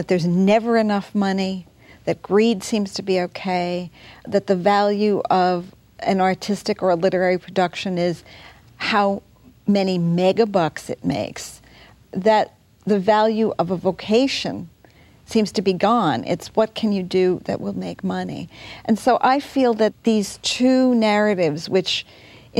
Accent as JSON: {"language": "English", "country": "United States", "said": "as an American"}